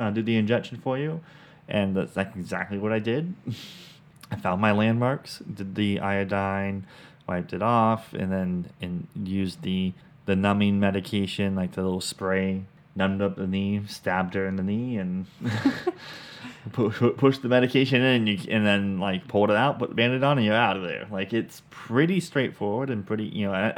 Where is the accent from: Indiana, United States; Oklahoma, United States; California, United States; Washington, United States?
Washington, United States; Vancouver; moved away as an adult; now in Middle Georgia, United States; we're from Vancouver, Washington